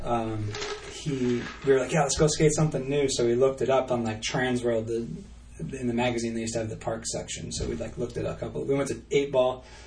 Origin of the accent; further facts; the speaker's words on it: New Hampshire, United States; I was just like from New Hampshire